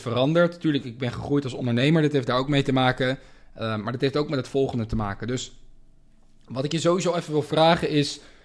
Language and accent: Dutch; Amsterdam, North Holland, Netherlands; moved away as an adult; now in Spain; ik ben in Amsterdam geboren